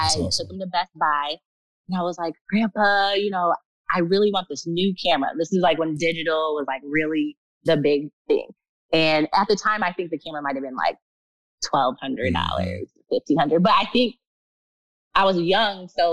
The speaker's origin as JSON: {"language": "English", "region": "Michigan", "country": "United States", "said": "I'm from Michigan, a small town. I am now living in Flint"}